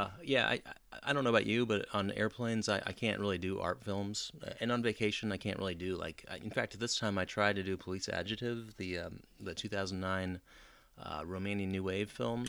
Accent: United States

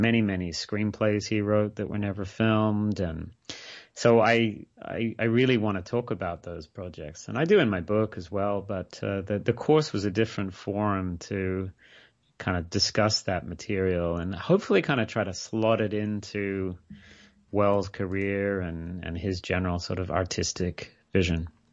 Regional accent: Australia; moved away as an adult; now in Scotland, United Kingdom; I grew up in Australia. I, I spent, you know, I, I didn't move to the U K until

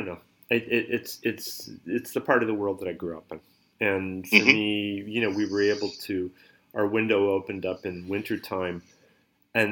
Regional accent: the Berkshires, Western Massachusetts, United States; I grew up in Massachusetts. I grew up in the Berkshires. It's Western Massachusetts

